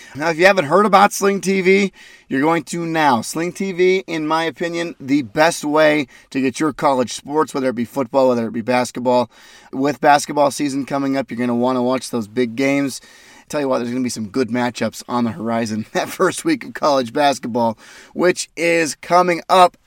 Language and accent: English; Ogden, Utah, United States; my hometown, from Ogden, Utah